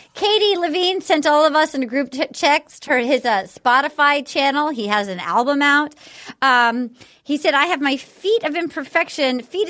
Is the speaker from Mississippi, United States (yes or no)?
no; Rhode Island, United States; because we're from Rhode Island, which is like the same accent.